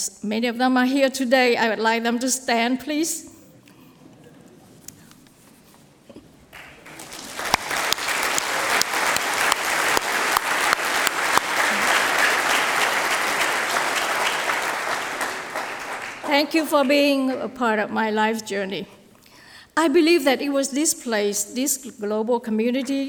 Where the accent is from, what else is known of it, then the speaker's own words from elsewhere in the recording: Ho Chi Minh City, Vietnam; moved away as an adult; also born or lived in Goshen, Indiana, United States; I grew up in Saigon, a city of 2 million at that time